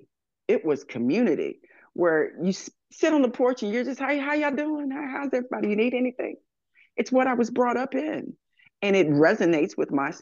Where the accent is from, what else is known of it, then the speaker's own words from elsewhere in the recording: Texas, United States; moved away as an adult; also born or lived in Royersford, Pennsylvania; now in Philadelphia, United States; I'm a Texas person. I came in from Texas.